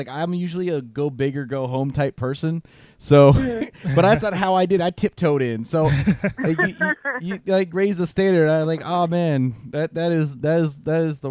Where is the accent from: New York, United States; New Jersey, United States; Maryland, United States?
Maryland, United States; Prince George's County; I was a PG the whole time.